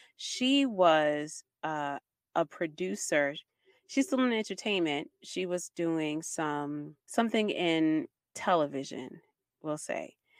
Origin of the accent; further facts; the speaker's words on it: Baltimore, Maryland, United States; I'm from Baltimore City. I live in the part of Baltimore City where there is crime